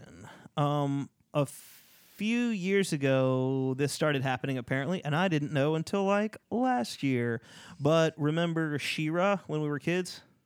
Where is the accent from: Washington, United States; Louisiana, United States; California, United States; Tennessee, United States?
Louisiana, United States; I'm from Louisiana.